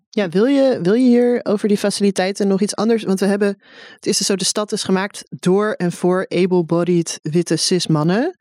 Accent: Amsterdam, North Holland, Netherlands; Ik ben gewoon een Amsterdammer. Even, eh, credit. Ik kom uit Bos en Lommer en Osdorp.

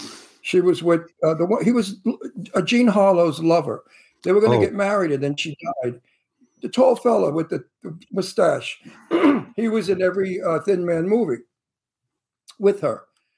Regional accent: New York City, New York, United States; accent: Brooklyn; also born or lived in Pennsylvania; now in Palm Springs, United States; I'm from Brooklyn.

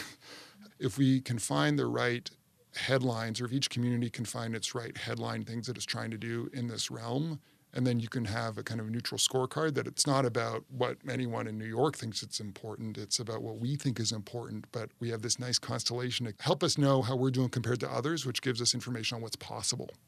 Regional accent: Canada; now in United States; my home country, Canada

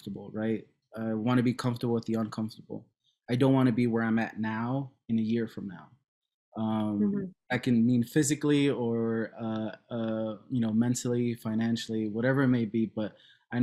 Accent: Cicero, Illinois, United States; also born or lived in Chicago; I was born in Chicago, raised in Cicero

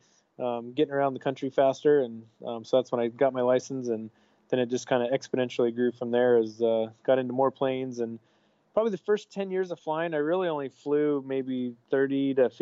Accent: Idaho, United States; moved away as an adult; now in Norfolk, United States; I grew up in Idaho

